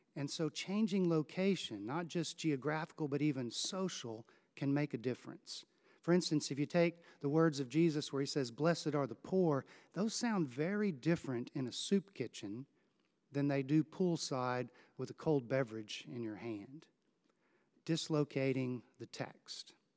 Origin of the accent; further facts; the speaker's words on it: Houston, Texas, United States; Growing up in Houston